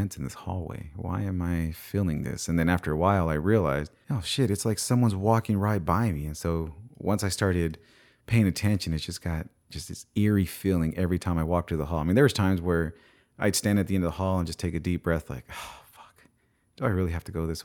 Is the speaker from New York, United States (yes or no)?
no; Bakersfield, California, United States; Bakersfield, California, that's my hometown